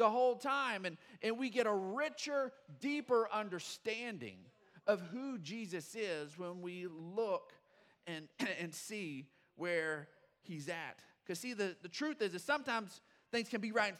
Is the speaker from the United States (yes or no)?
yes; Odessa, Texas, United States; growing up in Odessa, we were raised on good old country music